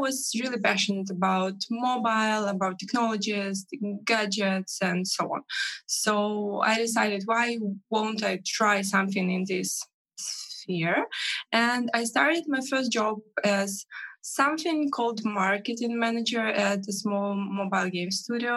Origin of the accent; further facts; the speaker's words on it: Minsk, Belarus; from Minsk, Belarus